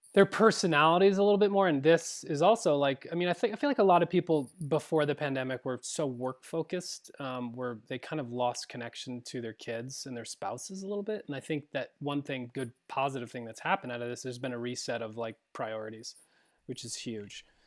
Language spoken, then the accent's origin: English; Vermont, United States; moved away; growing up in Vermont, uh, my brother is still back there